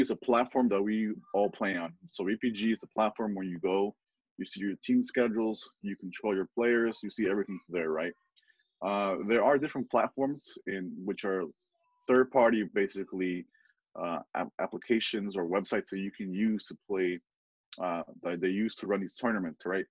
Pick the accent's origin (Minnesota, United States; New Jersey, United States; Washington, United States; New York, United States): New Jersey, United States; Summit; also born or lived in Costa Rica; now in Kenilworth, United States; I'm from New Jersey. I'm originally from Costa Rica, but I'm from New Jersey. I've been here for like 20 years now, basically. Grew up first in Summit